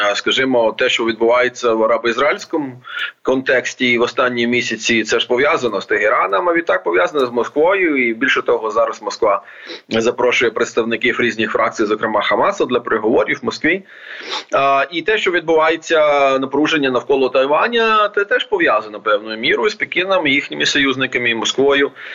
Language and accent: Ukrainian; Odesa Oblast, Ukraine; моя рідна Одеська область